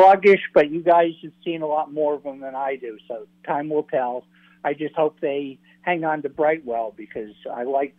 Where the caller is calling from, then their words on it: Cape Cod, Massachusetts, United States; Hey, it's … from Cape Cod.